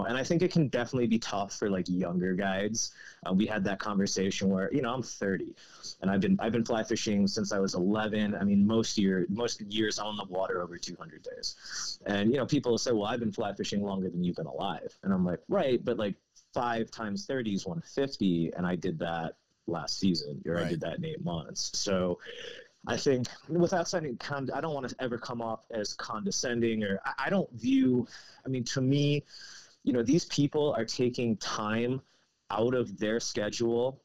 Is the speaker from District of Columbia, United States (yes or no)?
yes; District of Columbia, United States; moved away as an adult; also born or lived in Montana / Seattle, Washington; now in New Mexico, United States; growing up outside of DC